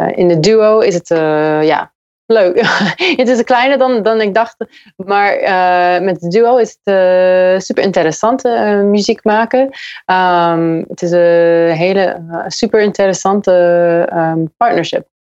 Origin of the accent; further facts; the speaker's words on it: United States; Dutch is a second language; moved away as an adult; now in Utrecht, Netherlands; Ja, ik kom uit Amerika. En ja, ik heb vier jaar geleden, ik ben vier jaar geleden naar Utrecht verhuisd.